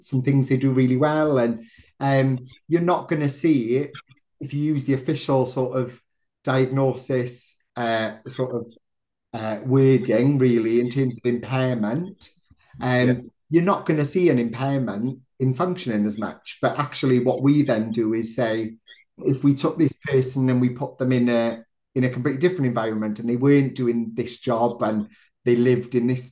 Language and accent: English; South Wales, United Kingdom; now in Manchester, United Kingdom; I'm originally from South Wales